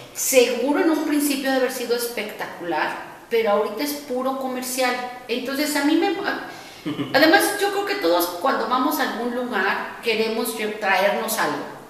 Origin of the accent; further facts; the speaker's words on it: Mexico City, Mexico; Como buena chilanga